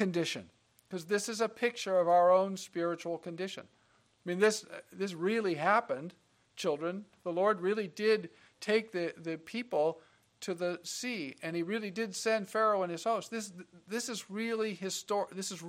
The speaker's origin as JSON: {"language": "English", "region": "Nebraska", "country": "United States", "also_born_or_lived": "Kansas", "said": "I'm from Nebraska, and I've born in Kansas and spent some time on the family farm in Kansas"}